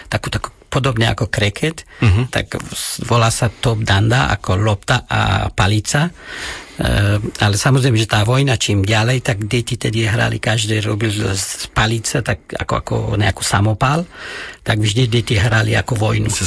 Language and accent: Slovak; Afghanistan; Slovak is a second language; moved away as an adult; also born or lived in Kunduz, Afghanistan / Kabul, Afghanistan / Trnava, Slovakia; now in Slovakia; kde, odkiaľ pochádzam ja, tak to je oblasti nejde Hornatí.